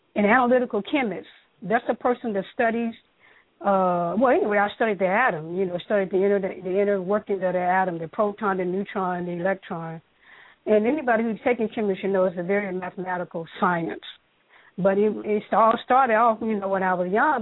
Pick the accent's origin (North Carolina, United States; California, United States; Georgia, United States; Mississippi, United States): Mississippi, United States; I grew up in Mississippi